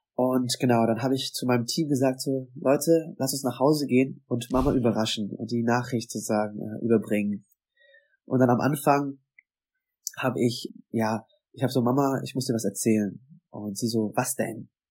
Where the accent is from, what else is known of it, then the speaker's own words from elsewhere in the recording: Bavaria, Germany; moved away as an adult; now in Vietnam; Ich bin aufgewachsen in Bayern, also mit Schweinshaxe, mit Bratwurst